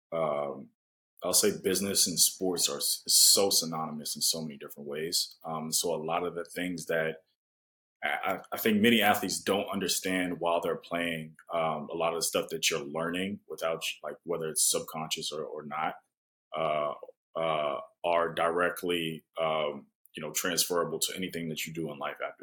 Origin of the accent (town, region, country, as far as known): United States; also born or lived in Japan